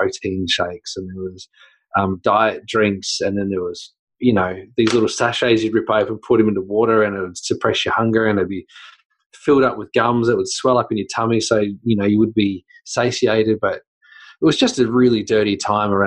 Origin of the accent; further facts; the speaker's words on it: Australia; accent: Australian; also born or lived in New Zealand; I am Australian